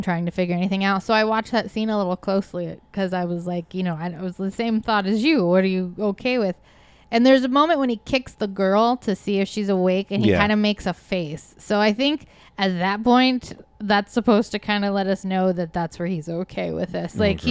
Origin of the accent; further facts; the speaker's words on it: Midwest, United States; moved away; I grew up in the Midwest with all the old houses